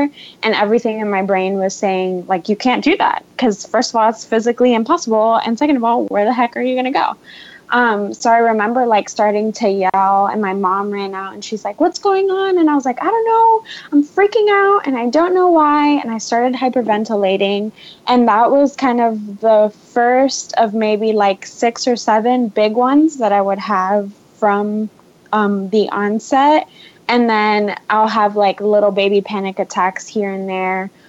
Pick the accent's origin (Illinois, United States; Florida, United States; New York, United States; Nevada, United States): Florida, United States; Miami; moved away; my hometown, Miami, Florida